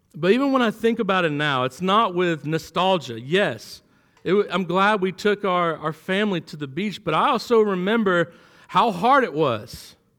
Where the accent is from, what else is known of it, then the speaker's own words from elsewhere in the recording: Florida, United States; moved away as an adult; now in Kentucky, United States; I'm from Florida.